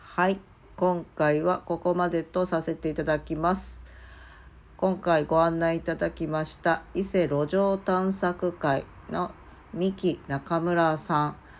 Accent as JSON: {"language": "Japanese", "region": "Mie", "country": "Japan", "tie": "born or raised there", "moved": "yes", "said": "生まれ育った三重県までちょっくら行ってまいりました"}